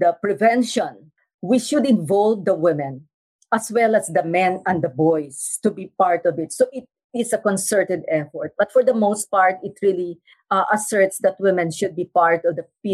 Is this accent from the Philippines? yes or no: yes; Mindanao, Philippines; I come from Mindanao, and Mindanao is a zone of conflict